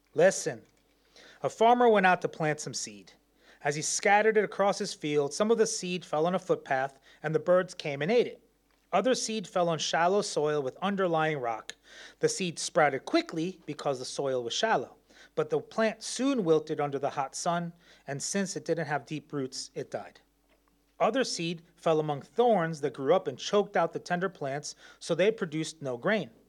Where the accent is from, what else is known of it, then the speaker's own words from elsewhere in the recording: New York, United States; moved away; I'm from New York